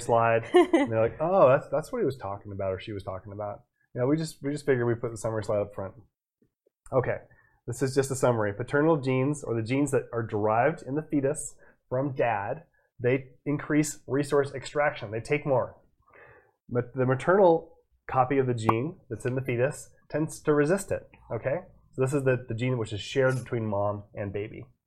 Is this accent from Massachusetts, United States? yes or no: yes; Boston, Massachusetts, United States; moved away; I was born in Boston